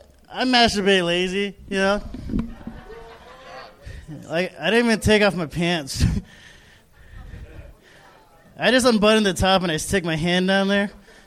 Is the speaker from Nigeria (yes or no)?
no; Philippines; I'm Filipino, too, so...